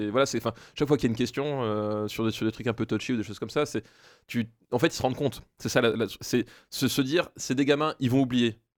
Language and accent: French; Alsace, Grand Est, France; En Alsace. Moi, je suis alsacien de base. Enfin, alsacien. Je suis né en Alsace en tout cas.